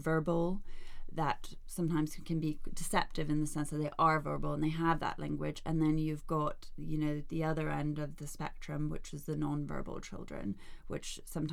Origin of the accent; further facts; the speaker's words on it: United States; moved away; also born or lived in Denmark; I'm Danish, although I grew up in the States.